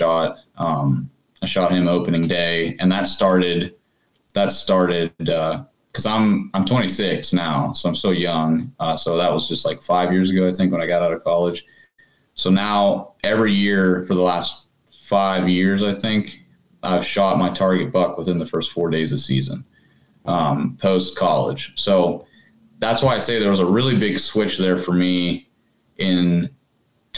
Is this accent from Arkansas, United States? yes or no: no; West Virginia, United States; moved away as an adult; I'm originally from West Virginia